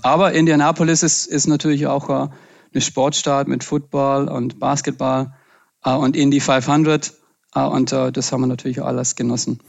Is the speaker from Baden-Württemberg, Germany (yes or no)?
yes; Pfalzgrafenweiler, Baden-Württemberg, Germany; also born or lived in Freudenstadt; bin ich im Schwarzwald geboren und aufgewachsen